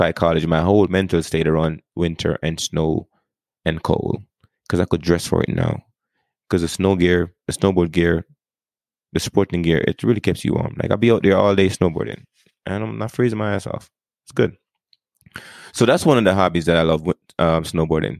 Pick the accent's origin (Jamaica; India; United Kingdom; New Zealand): Jamaica; moved away as an adult; now in United States; I grew up in Jamaica. Like, I grew up first 18 years of my life, I did not see the snow.